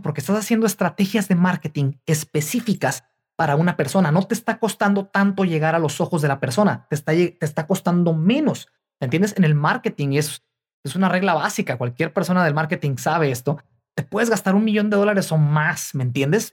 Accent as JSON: {"language": "Spanish", "country": "Mexico", "tie": "born or raised there", "moved": "yes", "said": "mi país natal, eh, en México"}